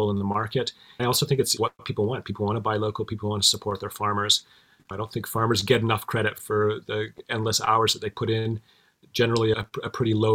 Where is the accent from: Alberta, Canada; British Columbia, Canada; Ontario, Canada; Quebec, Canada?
Alberta, Canada; Olds; now in Cortes Island, Canada; I grew up in Olds, Alberta, which is a small farming community between Red Deer and Calgary.